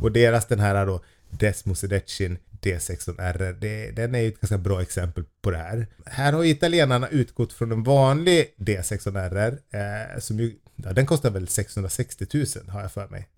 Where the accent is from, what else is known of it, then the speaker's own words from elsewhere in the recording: Sweden; vi svenskar